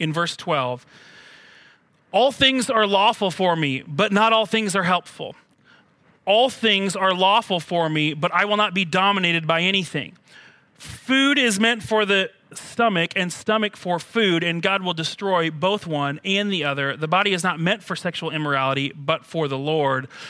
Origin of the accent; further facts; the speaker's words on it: United States; as an American